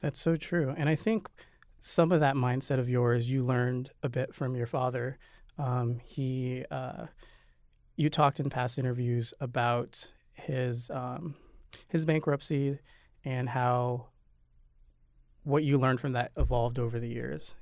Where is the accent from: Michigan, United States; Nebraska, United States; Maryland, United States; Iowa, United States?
Nebraska, United States; now in New York City, United States; We're both Midwesterners. You're from Missouri and I'm from Nebraska